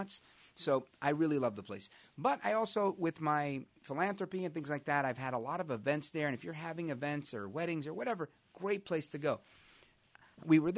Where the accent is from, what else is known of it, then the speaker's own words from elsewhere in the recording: New York City, New York, United States; I'm from Brooklyn.